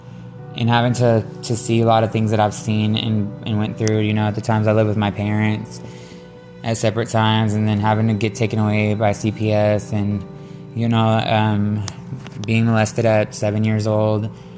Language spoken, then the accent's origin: English; Shepherd, Texas, United States; also born or lived in Conroe, Texas; growing up, I lived in a small town just north of Houston called Shepherd, Texas